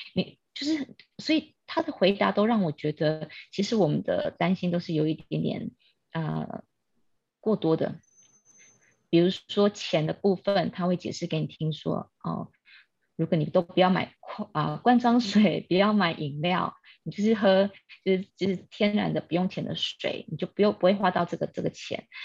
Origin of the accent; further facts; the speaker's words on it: Kaohsiung, Taiwan; moved away as an adult; also born or lived in Taipei; now in Australia; 我来自高雄，但是我在台北出生。那因为我居无定所